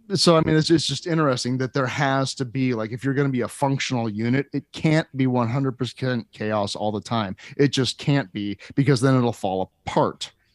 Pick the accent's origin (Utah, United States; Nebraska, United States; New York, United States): Nebraska, United States; Lincoln; also born or lived in Washington D.C. area / Lake Tahoe; I'm from Lincoln, but I've lived in the Washington D.C. area and seen shows there. And I lived in Lake Tahoe